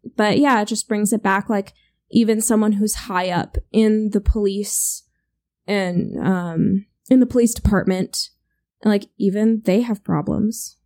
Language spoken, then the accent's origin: English; United States; We're American